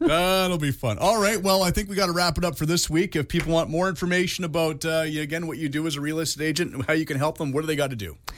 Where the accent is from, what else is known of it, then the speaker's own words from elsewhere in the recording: Canada; I'm Canadian